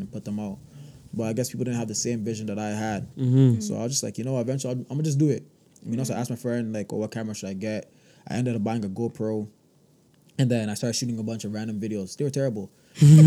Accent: Toronto, Ontario, Canada; Then I moved to Rexdale from grade 6 onwards until, like, university, well, till now.

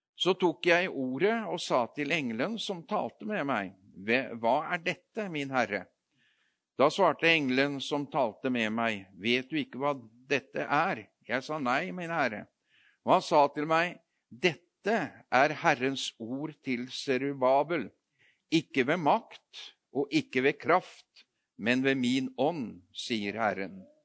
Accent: Notodden, Telemark, Norway; moved away; jeg kommer fra Notodden. Eh, vokst, født og vokst opp der, men jeg har jo bodd flere andre steder òg

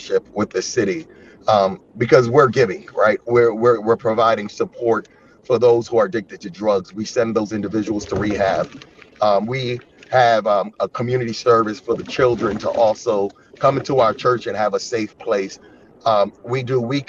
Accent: Yonkers, New York, United States; moved away as an adult; now in Chicago, United States; I'm from a city called Yonkers

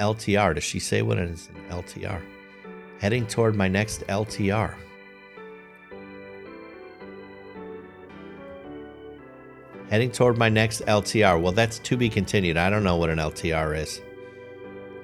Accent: Chicago, Illinois, United States; moved away; born and raised in Chicago

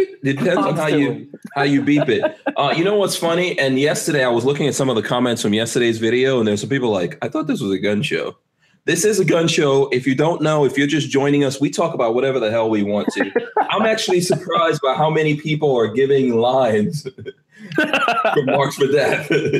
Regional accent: New York City, New York, United States; I grew up in Queens.

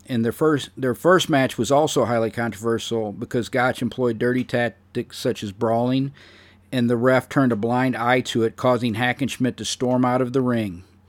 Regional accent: St. Louis, Missouri, United States; my hometown of Saint Louis, Missouri

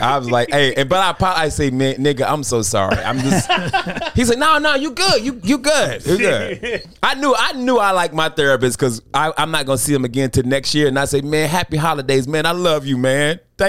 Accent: Greensboro, North Carolina, United States; my hometown, Greensboro.

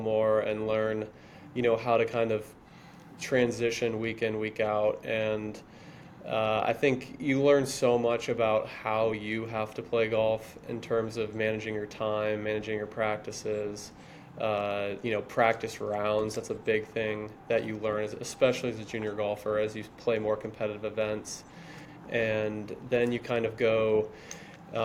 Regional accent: New Smyrna Beach, Florida, United States; also born or lived in Lake Mary, Florida; I'm from New Smyrna Beach, Florida, just a small beach town just south of Daytona Beach. Grew up playing at the New Smyrna Muni

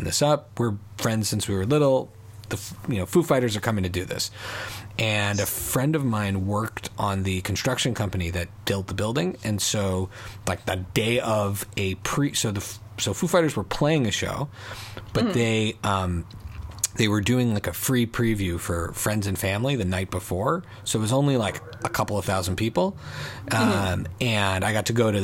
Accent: Montreal, Quebec, Canada; growing up in Montreal

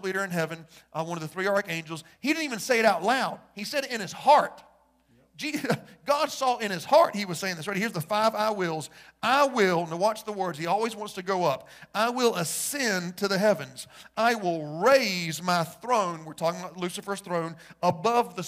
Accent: United States; I'm white. I'm a man, I'm straight, and I'm an American.

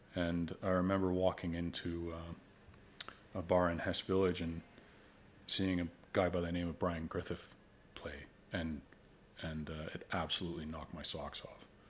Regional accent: Oakville, Ontario, Canada; I grew up in Oakville.

